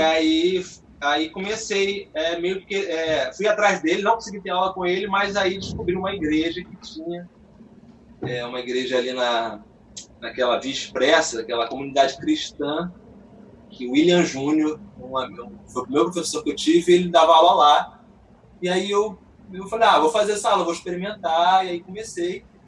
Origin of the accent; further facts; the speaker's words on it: Nova Friburgo, Rio de Janeiro, Brazil; now in Rio de Janeiro, Brazil; fui criado em Friburgo